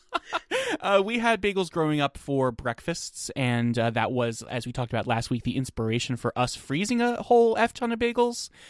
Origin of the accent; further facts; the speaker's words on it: New Jersey, United States; I'm from New Jersey